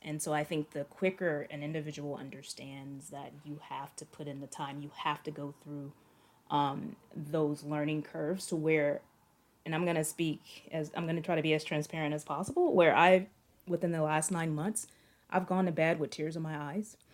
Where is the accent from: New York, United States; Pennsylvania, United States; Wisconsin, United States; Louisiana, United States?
Louisiana, United States; Shreveport; moved away as an adult; also born or lived in North Carolina; I grew up in Northwest Louisiana.